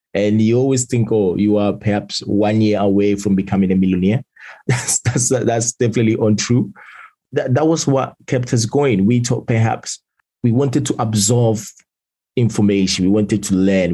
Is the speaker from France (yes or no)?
no; Italy; moved away as an adult; now in London, United Kingdom; born and raised in Italy. I spent basically majority of my lifetime over there till I was 18